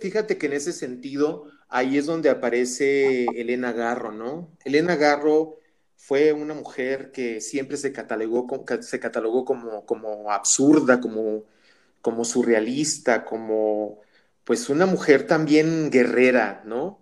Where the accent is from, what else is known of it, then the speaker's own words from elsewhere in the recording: Mexico; en nuestro contexto como mexicanos